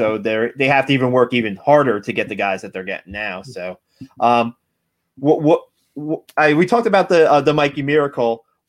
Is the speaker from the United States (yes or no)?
yes; New Jersey, United States; Because I grew up in New Jersey, and I didn't realize that West Point was 45 minutes away from me.